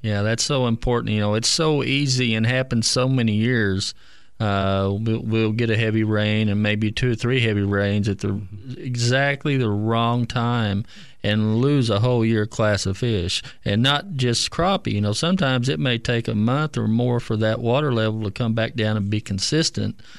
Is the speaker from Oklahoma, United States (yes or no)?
yes; Keystone Lake, Oklahoma, United States; I grew up on Keystone and, uh, was fortunate to fish it, uh, back in the sixties